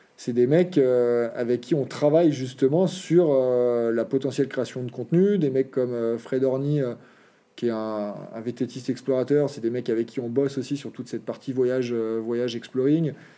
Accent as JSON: {"language": "French", "region": "Auvergne-Rhône-Alpes", "country": "France", "tie": "born or raised there", "also_born_or_lived": "French Alps", "moved": "yes", "said": "chez nous, euh, l'activité du samedi-dimanche, euh, c'est le VTT. Donc depuis tout petit, on a toujours été sur nos terrains de jeu."}